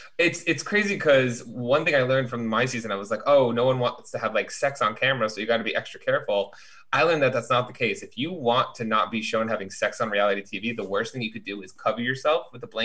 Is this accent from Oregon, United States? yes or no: no; Chicago, Illinois, United States; Bitch, I'm from Chicago.